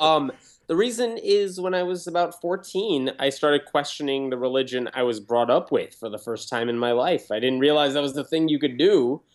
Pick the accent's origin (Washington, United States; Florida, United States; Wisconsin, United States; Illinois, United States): Illinois, United States; Chicago; also born or lived in Tennessee; I grew up in a suburb of Chicago, lived for a couple of years in Tennessee